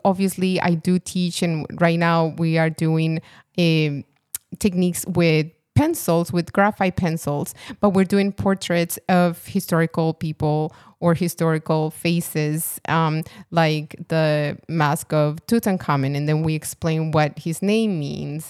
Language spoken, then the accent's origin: English; Colombia; moved away; I'm from Colombia